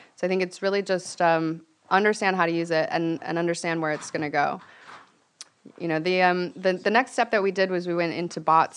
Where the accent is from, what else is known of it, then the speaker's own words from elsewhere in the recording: Venice, California, United States; I'm from Venice